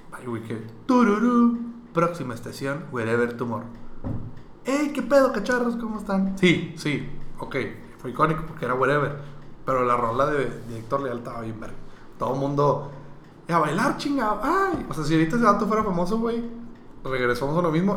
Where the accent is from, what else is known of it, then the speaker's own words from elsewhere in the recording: Monterrey, Nuevo León, Mexico; yo soy regio